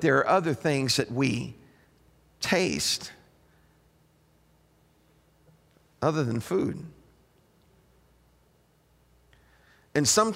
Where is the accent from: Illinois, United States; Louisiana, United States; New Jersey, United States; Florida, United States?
Illinois, United States; Chicago; I was raised up around Chicago, but because my parents were from Southern Illinois, I experienced that.